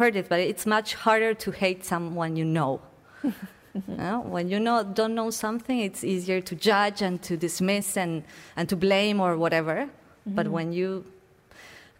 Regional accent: Buenos Aires, Argentina; moved away as an adult; I am from Buenos Aires, which is a city that is boiling with art

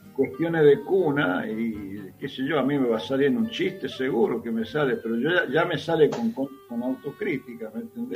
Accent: Tucumán, Argentina; moved away; yo tengo 72 años y soy tucumano

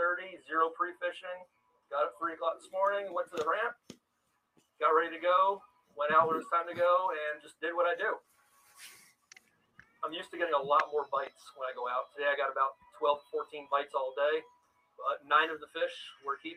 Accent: Illinois, United States; I'm from Illinois

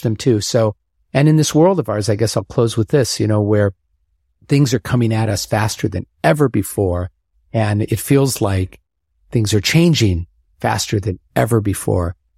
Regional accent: Omaha, Nebraska, United States; moved away; growing up in Omaha

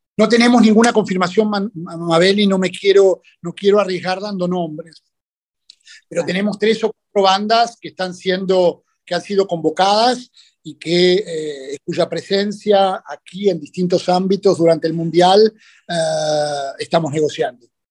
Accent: Buenos Aires, Argentina; como porteño

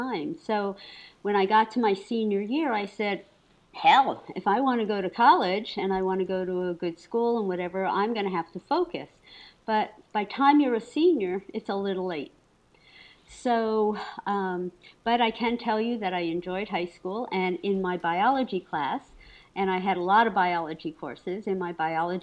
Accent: Paterson, New Jersey, United States; I was raised in Paterson, New Jersey, which is a very large urban city

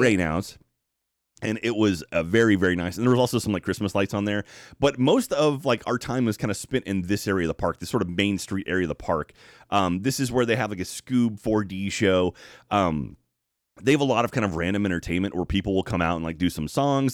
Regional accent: Texas, United States

